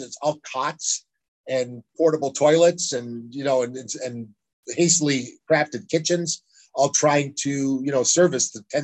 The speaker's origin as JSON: {"language": "English", "country": "United States", "said": "I'm a tourist from America"}